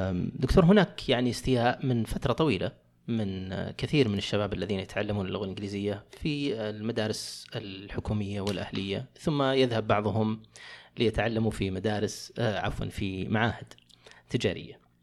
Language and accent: Arabic; Saudi Arabia; عندنا في السعوديه